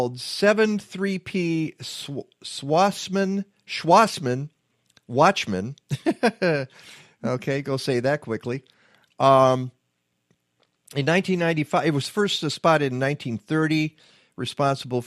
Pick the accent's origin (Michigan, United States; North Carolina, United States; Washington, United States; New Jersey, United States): Michigan, United States; Detroit; when I grew up in Detroit, and I went to the Detroit Zoo.